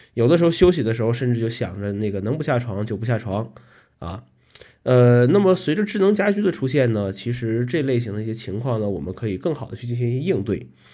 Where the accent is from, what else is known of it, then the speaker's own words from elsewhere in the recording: Northeast China, China; moved away as an adult; now in Kunming, China; 来到昆明呢，已经十一年了啊，依然不是很喜欢昆明的冬天。呃，毕竟和北方不一样啊，这个从小生活在这个东北地区